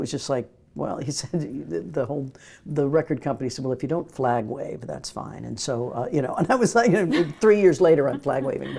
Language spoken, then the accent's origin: English; Midwest, United States; I grew up in the Midwest, and Broadway was just, we'd sing the Broadway songs in school.